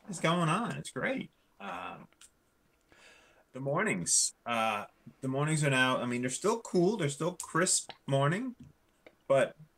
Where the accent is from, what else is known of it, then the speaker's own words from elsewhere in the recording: Newfoundland and Labrador, Canada; I grew up in Newfoundland